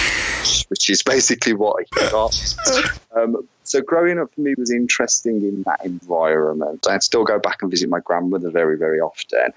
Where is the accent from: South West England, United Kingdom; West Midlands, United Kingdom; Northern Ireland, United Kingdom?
West Midlands, United Kingdom; Wolverhampton; So growing up for me was in the Black Country. I'm a Wolverhampton lad, born and bred.